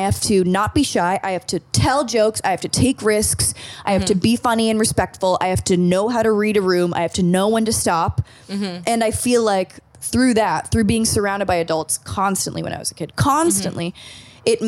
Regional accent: Malibu, California, United States; when I was a child, like 9, 10 years old, we grew up in Malibu

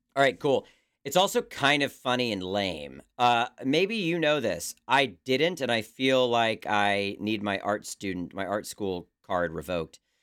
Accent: Maryland, United States; my home state

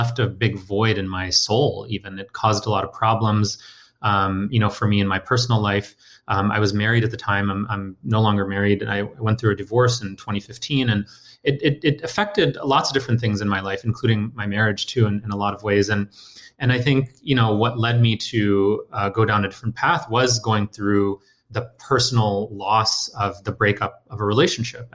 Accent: Detroit, Michigan, United States; also born or lived in India; I was born in India and moved to Detroit, you know, with my family as a kid.

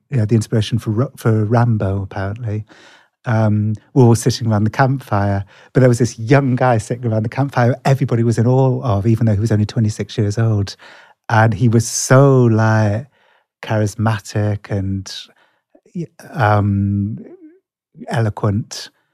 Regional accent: England, United Kingdom; accent: English; That's my terrible English accent

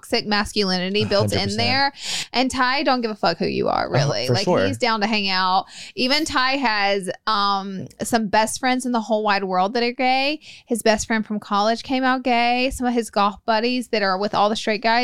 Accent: Alabama, United States; moved away; I'm from Alabama

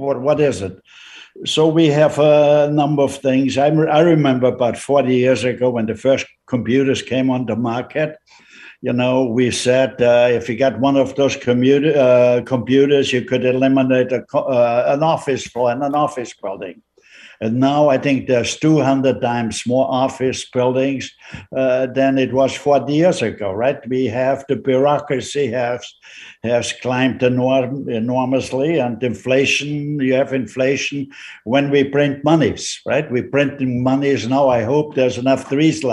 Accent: Austria; moved away as an adult; now in Canada; I was born in Austria. I was a teenager, or 10 years old

